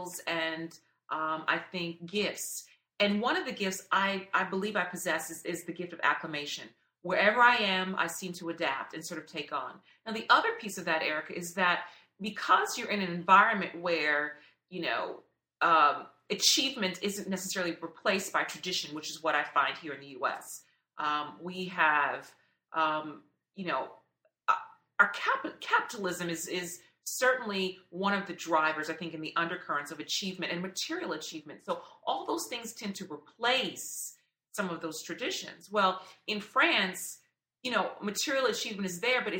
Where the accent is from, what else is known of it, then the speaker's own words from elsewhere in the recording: United States; being an American